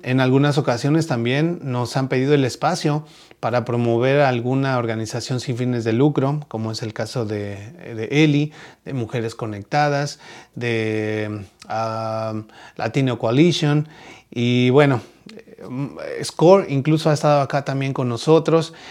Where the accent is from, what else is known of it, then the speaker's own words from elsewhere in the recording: Mexico; now in United States; en México también hacemos este tipo de kermés